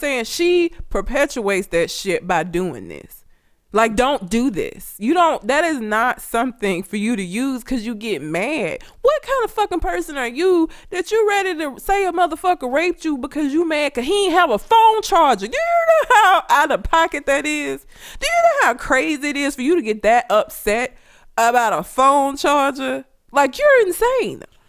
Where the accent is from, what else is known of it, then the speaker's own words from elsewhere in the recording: Talladega, Alabama, United States; I'm from Talladega. The shit is this big. It's tiny